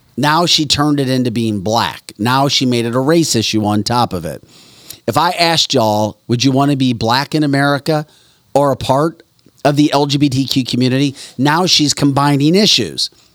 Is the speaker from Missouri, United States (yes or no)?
yes; St. Louis, Missouri, United States; moved away; also born or lived in Detroit; I grew up in the Saint Louis area